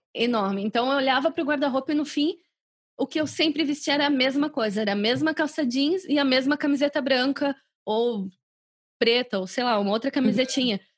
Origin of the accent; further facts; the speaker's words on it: Brazil; moved away as an adult; quando eu saí do Brasil há 10 anos